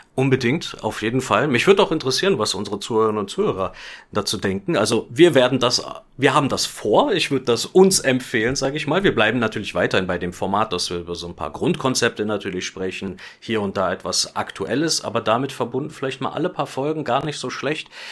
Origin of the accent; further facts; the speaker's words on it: Germany; Ich bin ja auch Deutscher